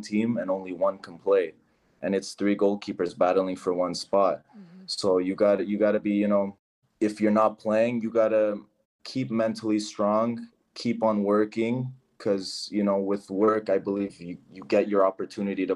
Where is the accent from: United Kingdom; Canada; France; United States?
Canada; Toronto, Ontario; now in Portugal; I'm from Toronto, I'm from the city